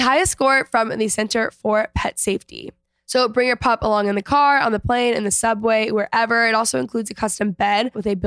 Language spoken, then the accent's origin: English; McKinney, Texas, United States; I grew up in McKinney